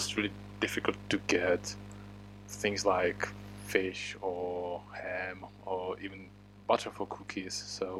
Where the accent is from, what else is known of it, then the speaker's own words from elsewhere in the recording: Hradec Králové, Hradec Králové Region, Czechia; I'm from Hradec Králové, which is a city like 60 miles east of Prague, and it's a kind of poor area.